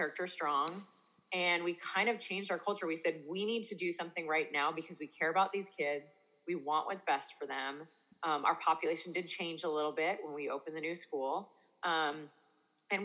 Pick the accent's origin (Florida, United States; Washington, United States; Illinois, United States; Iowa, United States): Washington, United States; Eastern; I'm from Eastern Washington. We're kind of near like the Oregon border, kind of down. We're in wine country